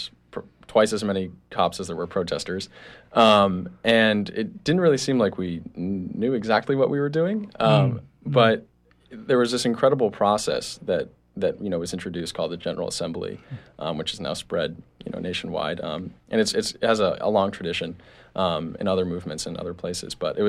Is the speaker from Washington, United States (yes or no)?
no; near Boston, Massachusetts, United States; moved away; I grew up near Boston, and I'm a student at College of the Atlantic